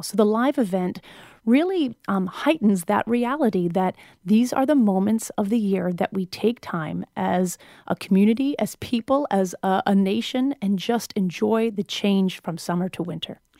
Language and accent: English; New Hampshire, United States; I spent twenty years growing up in New England